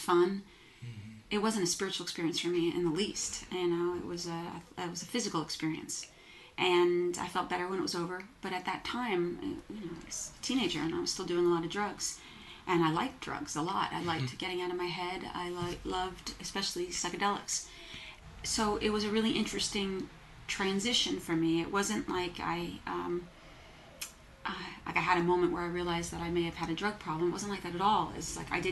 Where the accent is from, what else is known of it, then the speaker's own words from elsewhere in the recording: New Jersey, United States; moved away as an adult; also born or lived in New York City; I grew up in New Jersey, moved to New York City when I was 18.